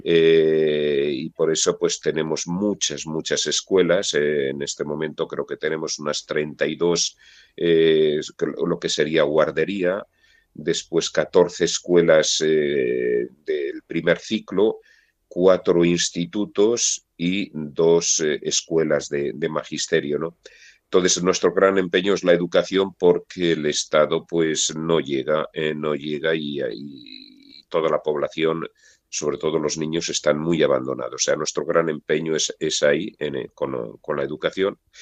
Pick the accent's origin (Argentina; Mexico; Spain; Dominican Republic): Spain; Burgos, Castile and León; moved away as an adult; also born or lived in Central African Republic; now in Mbaïki, Central African Republic; yo soy de Burgos